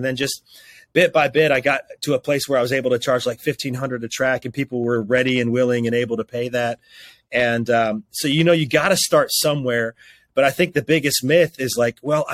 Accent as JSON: {"language": "English", "town": "Roanoke", "region": "Virginia", "country": "United States", "tie": "born or raised there", "said": "my hometown of Roanoke, Virginia"}